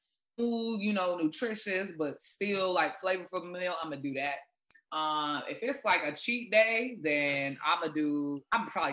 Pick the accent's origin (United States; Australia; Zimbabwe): Zimbabwe; first language Shona; English is a second language; moved away; I'm originally Zimbabwean. So I'm Zimbabwean by birth, born there and everything.